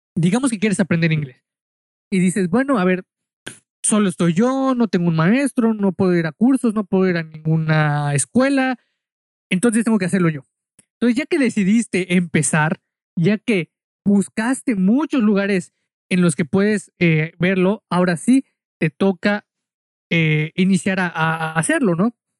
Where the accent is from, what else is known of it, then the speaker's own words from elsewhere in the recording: Mexico; yo soy mexicano